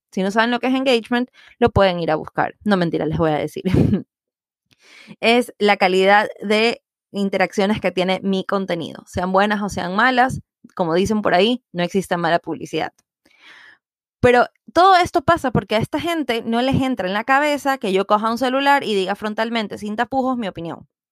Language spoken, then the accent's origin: Spanish; Ecuador